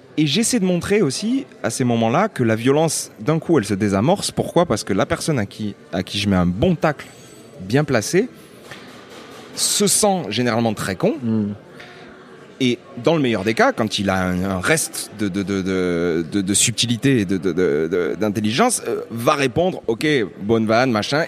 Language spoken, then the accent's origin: French; Lunel, Occitania, France; je viens euh, d'une petite ville qui s'appelle Lunel